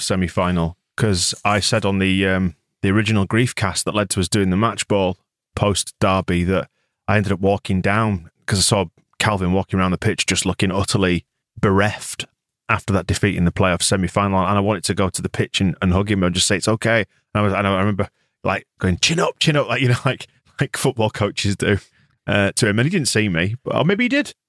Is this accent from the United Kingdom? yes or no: yes; England, United Kingdom; I'm English